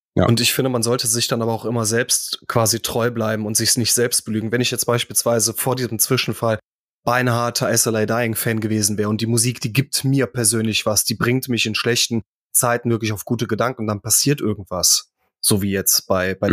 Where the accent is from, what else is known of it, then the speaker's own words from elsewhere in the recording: near Krefeld, North Rhine-Westphalia, Germany; ich bin in Griffenbruch aufgewachsen. Das ist Nähe Krefeld